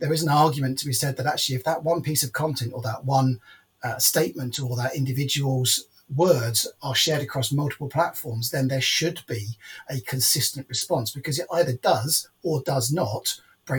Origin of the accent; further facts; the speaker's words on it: United Kingdom; as a British person